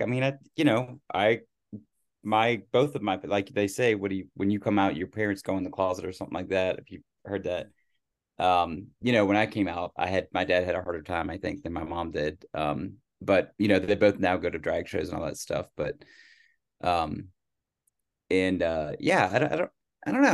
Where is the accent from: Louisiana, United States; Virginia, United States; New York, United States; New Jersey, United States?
Virginia, United States; growing up in Virginia, I heard the word Yankee all the time